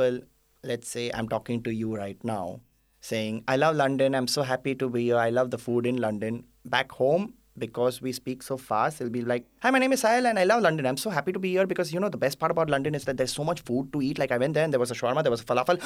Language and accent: English; Mumbai, Maharashtra, India; first language Gujarati; English is a second language; I have been born and brought up in Mumbai